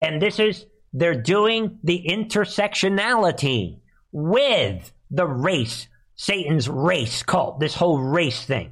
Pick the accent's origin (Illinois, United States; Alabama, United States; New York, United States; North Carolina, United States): New York, United States; New York City; moved away; I'm from the Bronx, New York, originally